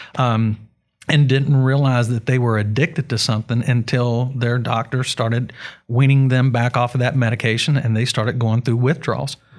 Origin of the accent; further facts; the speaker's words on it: West Virginia, United States; We are from West Virginia